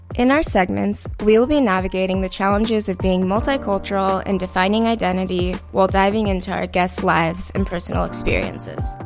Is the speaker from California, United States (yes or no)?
yes; Mountain View, California, United States; I was born and raised in Mountain View